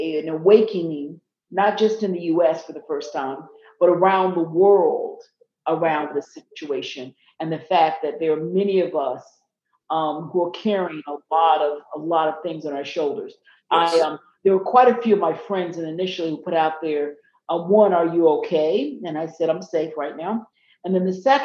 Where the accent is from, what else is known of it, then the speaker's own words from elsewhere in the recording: the South, United States; I grew up in the South, and as I mentioned, in a small town